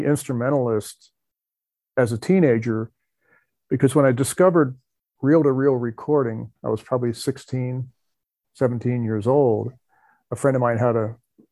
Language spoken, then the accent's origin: English; New Jersey, United States; I grew up in New Jersey